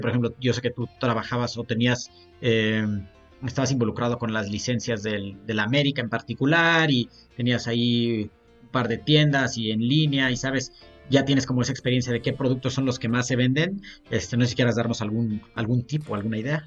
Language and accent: Spanish; Mexico; como mexicanos